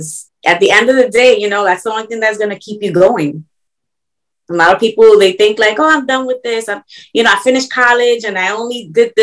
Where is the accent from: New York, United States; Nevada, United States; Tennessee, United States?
New York, United States; New York City; now in Florida, United States; I was born in New York